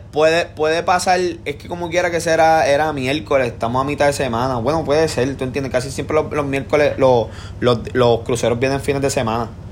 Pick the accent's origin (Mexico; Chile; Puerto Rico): Puerto Rico; Trujillo Alto; yo soy de Trujillo